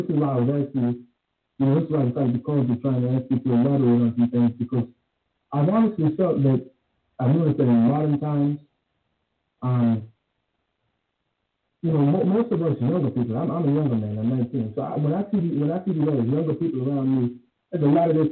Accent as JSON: {"language": "English", "region": "Maryland", "country": "United States", "said": "I'm from Maryland"}